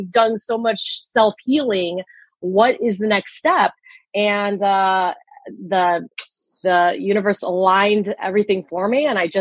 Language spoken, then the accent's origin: English; Chicago, Illinois, United States; moved away as an adult; also born or lived in South Korea; I'm originally from Chicago. I was adopted. I was actually born in South Korea, and I was adopted at the age of 7 months and came over to this country.